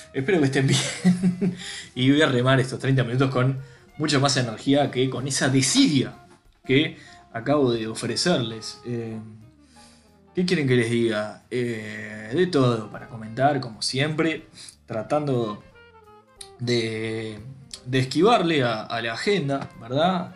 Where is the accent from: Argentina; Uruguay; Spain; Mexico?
Uruguay; nosotros como uruguayos